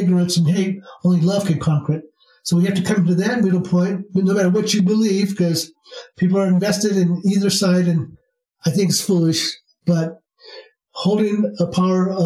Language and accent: English; Iowa, United States; moved away as an adult; now in Sedona, United States; I was born in the Midwest in the state of Iowa